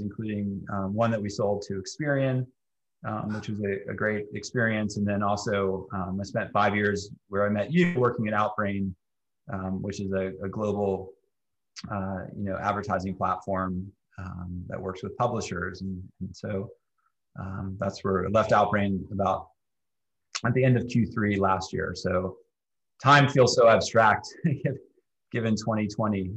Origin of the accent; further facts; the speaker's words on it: Atlanta, Georgia, United States; moved away as an adult; also born or lived in New York / Washington, D.C.; But I was born and raised in Atlanta. I grew up here in the sort of the inner suburbs of Atlanta.